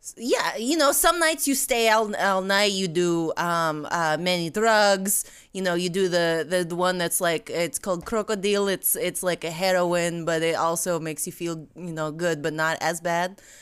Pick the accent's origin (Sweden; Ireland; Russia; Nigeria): Russia; moved away; I am from Russia